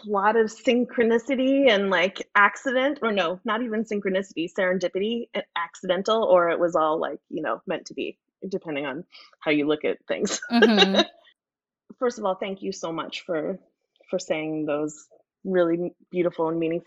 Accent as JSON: {"language": "English", "town": "New York City", "region": "New York", "country": "United States", "tie": "born or raised there", "moved": "yes", "lives_now": "Idaho, United States", "said": "I'm from New York City. I grew up in New York City"}